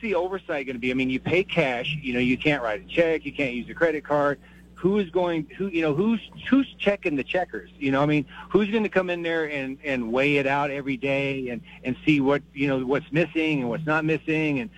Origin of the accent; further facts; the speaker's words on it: Colorado, United States; moved away as an adult; also born or lived in Aurora, Colorado; now in New Mexico, United States; I'm from Colorado. I spent 36 years there. Just came to New Mexico a couple